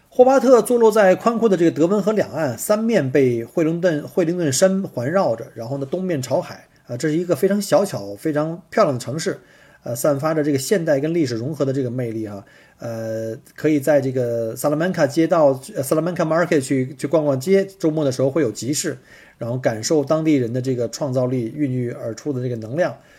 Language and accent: Chinese; northern China, China; 因为我是北方人